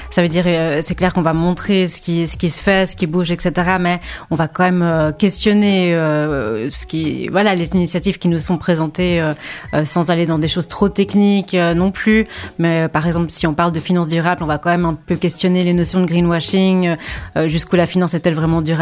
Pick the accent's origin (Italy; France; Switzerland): Switzerland; Geneva; Je viens de Genève déjà